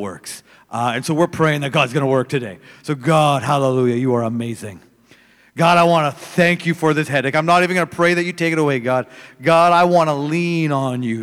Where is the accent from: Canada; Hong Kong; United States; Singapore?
Canada; Manitoba; I'm from Canada. If you're wondering where, it's right in the middle.